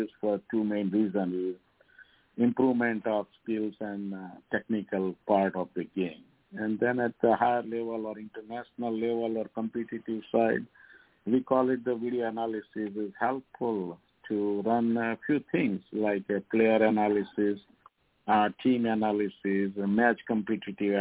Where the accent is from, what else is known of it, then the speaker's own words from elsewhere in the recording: India; moved away as an adult; now in Indiana, United States; I'm coming from India